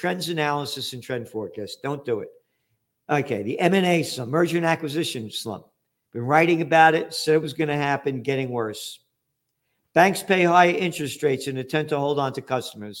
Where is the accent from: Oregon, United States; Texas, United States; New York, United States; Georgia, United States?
New York, United States; New York City; born in the Bronx, 1946, right after the war, born to be free.